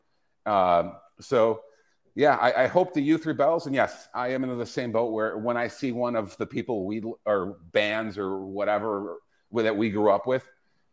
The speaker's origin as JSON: {"language": "English", "town": "Chicago", "region": "Illinois", "country": "United States", "tie": "born or raised there", "said": "I'm a Greek kid growing up in Chicago, right? Born in 77"}